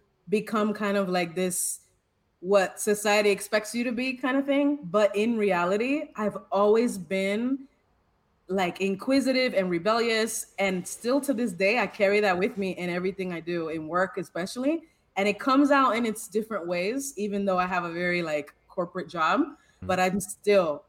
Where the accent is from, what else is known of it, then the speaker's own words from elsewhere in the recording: Tampa, Florida, United States; I was raised in Tampa, Florida